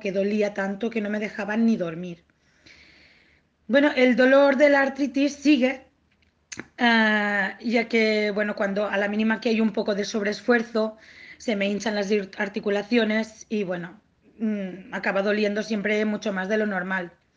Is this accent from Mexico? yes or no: no; Tortosa, Catalonia, Spain; born or raised there; moved away as an adult; now in Barcelona, Spain